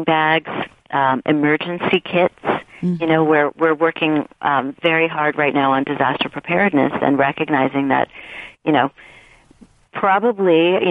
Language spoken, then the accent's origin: English; New York, United States; now in Los Angeles, United States; I'm originally from New York. And I'm Puerto Rican and I'm from the Bronx